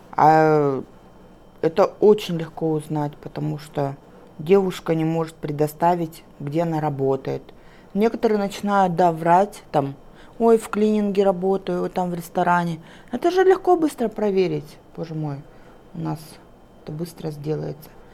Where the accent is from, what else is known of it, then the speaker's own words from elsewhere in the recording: Kazakhstan; Я местная.